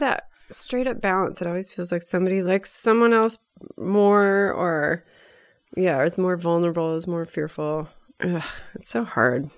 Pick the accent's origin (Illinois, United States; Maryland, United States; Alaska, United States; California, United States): California, United States; Bay Area; our same circles of, uh, growing up in the Bay Area